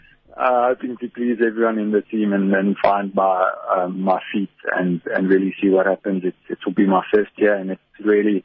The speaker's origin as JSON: {"language": "English", "country": "South Africa", "said": "as a South African"}